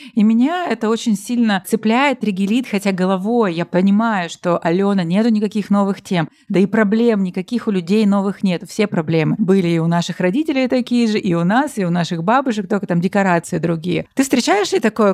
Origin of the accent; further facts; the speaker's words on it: Russian Far East, Russia; moved away; я тоже с Дальнего Востока